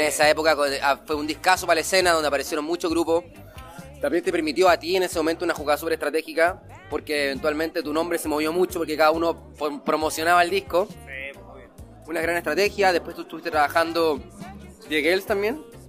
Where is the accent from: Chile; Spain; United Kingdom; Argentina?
Chile; Providencia, Santiago Metropolitan Region; porque éramos de Providencia